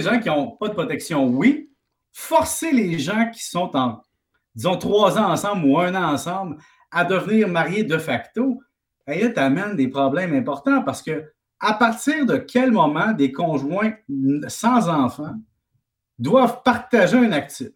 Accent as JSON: {"language": "French", "town": "Salaberry-de-Valleyfield", "region": "Quebec", "country": "Canada", "said": "je viens de Valleyfield."}